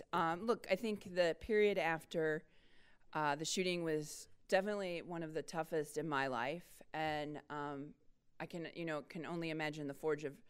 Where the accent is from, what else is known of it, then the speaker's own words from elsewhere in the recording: Dayton, Ohio, United States; Now, you know, I'm from Dayton, the site of Wright-Patterson Air Force Base, which is the largest single-site employer in the state of Ohio.